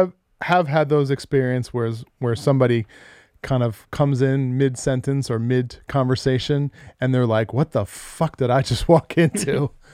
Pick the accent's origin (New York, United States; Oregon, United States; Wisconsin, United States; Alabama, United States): New York, United States; I'm from New York. Yeah. I'm indestructible.